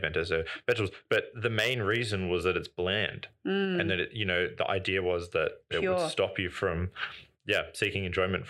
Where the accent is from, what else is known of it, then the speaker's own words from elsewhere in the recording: Australia; when I was younger in like primary school, growing up in Australia